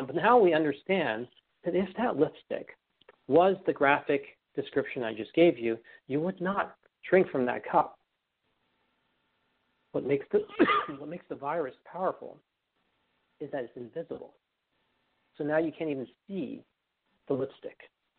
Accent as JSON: {"language": "English", "region": "New York", "country": "United States", "said": "I learned that from being a New Yorker and right outside of this epicenter, right?"}